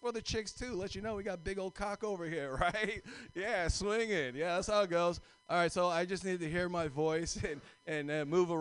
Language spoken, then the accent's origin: English; Alameda, California, United States; I grew up in Alameda